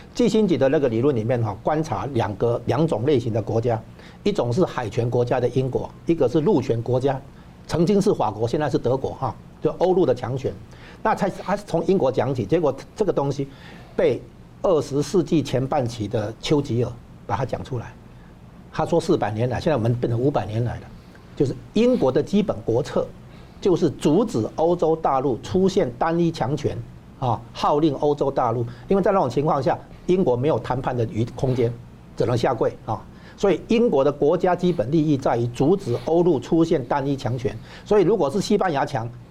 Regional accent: Taiwan; 我们台湾这边

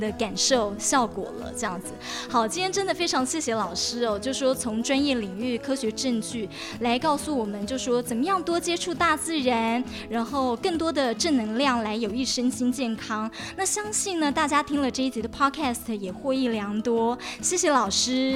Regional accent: Taipei, Taiwan; 我们台北人

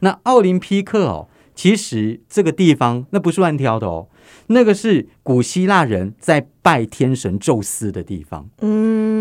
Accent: Taiwan; 身为台湾人的我

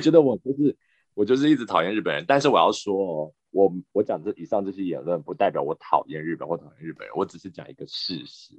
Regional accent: Taiwan; moved away; also born or lived in Japan; 身为台湾人长大，台湾人思维

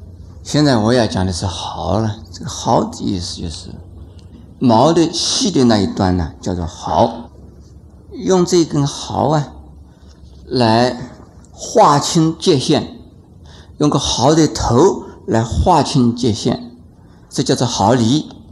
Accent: China; 很多人，特别是我们中国人呢，讲马马虎虎。

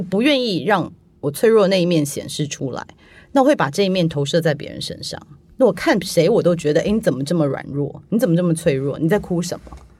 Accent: Taiwan; moved away; 我小时候在台湾长大啊

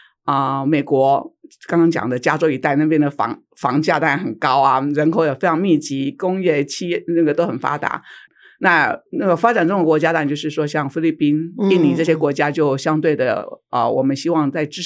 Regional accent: Su'ao, Yilan County, Taiwan; 因为我在宜兰长大，在苏澳长大，

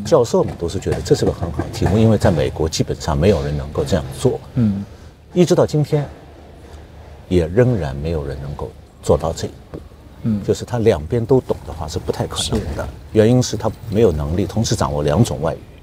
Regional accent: China; moved away as an adult; now in United States; 我自己是来自于中国，来自于共产党的制度内部，也算是个共产党的官

